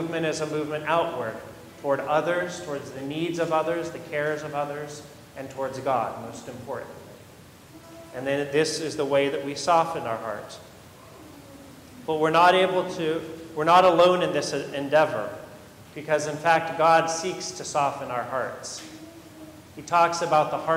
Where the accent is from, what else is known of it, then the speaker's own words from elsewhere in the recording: Modesto, California, United States; I grew up in Modesto, in Central Valley, California